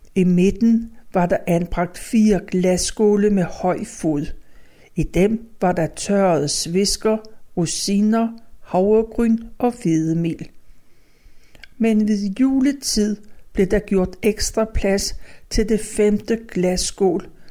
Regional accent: Copenhagen, Capital Region of Denmark, Denmark; I den passage, der lå længst fra Østerbrogade, havde jeg mit barndomshjem

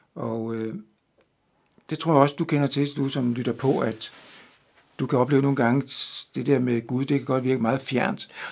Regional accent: Denmark; moved away; her hjemme i Danmark

